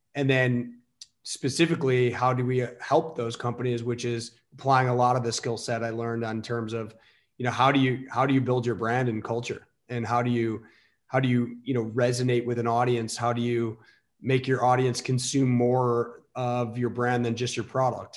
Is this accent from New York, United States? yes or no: no; Elmhurst, Illinois, United States; I grew up in the suburbs of chicago um, western western burbs elmhurst oakbrook area